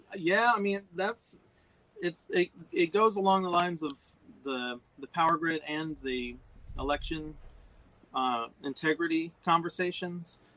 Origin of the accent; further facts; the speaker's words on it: Nashville, Tennessee, United States; moved away; also born or lived in Florida; born and raised in Nashville